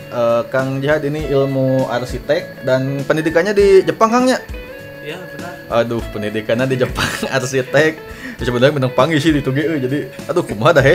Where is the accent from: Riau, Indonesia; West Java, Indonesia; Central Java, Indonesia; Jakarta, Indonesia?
West Java, Indonesia; Lembang; dan saya sebagai orang Lembang ini kadang sok kesel